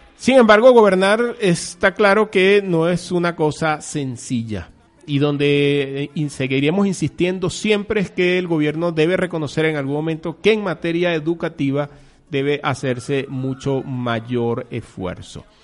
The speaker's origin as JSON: {"language": "Spanish", "country": "Venezuela", "said": "somos los venezolanos"}